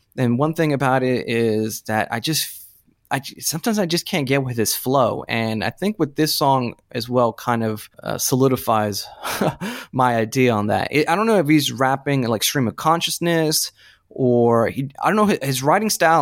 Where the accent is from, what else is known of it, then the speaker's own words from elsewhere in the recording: Florida, United States; growing up in Florida in nineteen ninety, what, six, nineteen ninety-seven